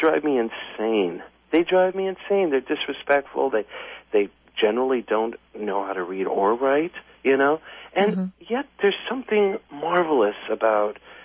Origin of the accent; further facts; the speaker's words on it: Los Angeles, California, United States; I grew up in this really, really poor neighborhood in downtown, right in the center of downtown L.A. It's called Pico Union.